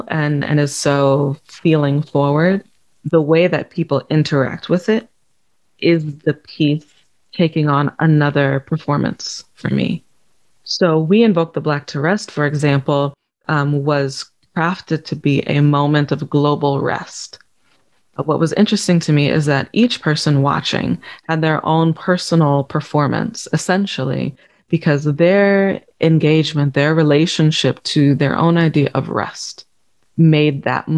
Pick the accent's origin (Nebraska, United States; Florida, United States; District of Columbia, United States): Nebraska, United States; Omaha; moved away as an adult; also born or lived in Vicksburg, Mississippi / West Memphis, Arkansas; now in London, United Kingdom; growing up in Omaha, I lived a really comfortable life